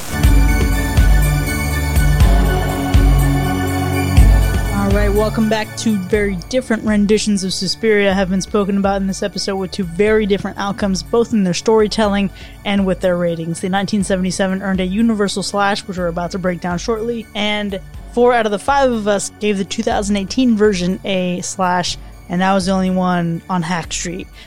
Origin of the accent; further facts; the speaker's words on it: South Florida, United States; As someone who is, uh, from South Florida